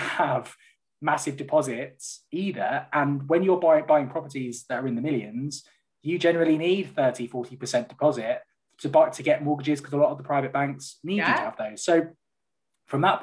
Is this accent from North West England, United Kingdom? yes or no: no; London, United Kingdom; moved away as an adult; now in the Midlands, United Kingdom; I'm from North London